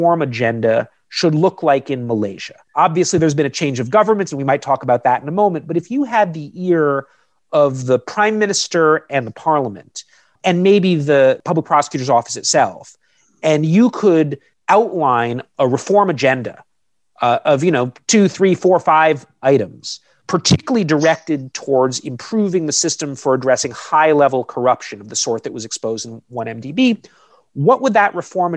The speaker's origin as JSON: {"language": "English", "country": "United States", "said": "I'm an American citizen"}